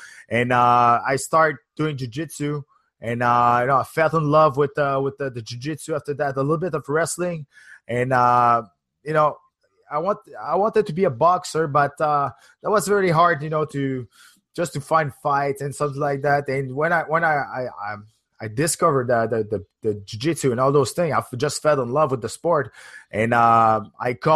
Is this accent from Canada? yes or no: yes; Canada; as a Canadian